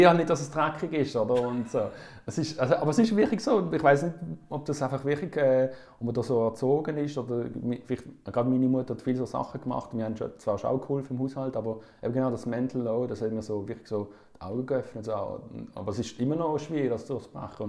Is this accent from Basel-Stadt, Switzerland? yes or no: yes; Basel, Basel-Stadt, Switzerland; ich bin hier in Basel aufgewachsen